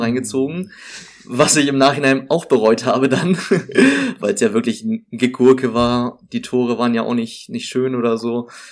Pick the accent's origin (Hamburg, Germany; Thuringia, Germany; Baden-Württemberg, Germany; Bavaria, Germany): Hamburg, Germany; moved away as an adult; now in Greifswald, Germany; ursprünglich komme ich, komm ich tatsächlich aus Hamburg